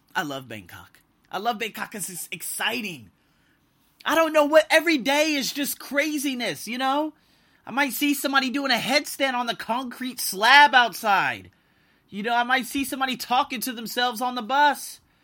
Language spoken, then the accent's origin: English; Las Vegas, Nevada, United States; moved away as an adult; now in Thailand; I'm from Vegas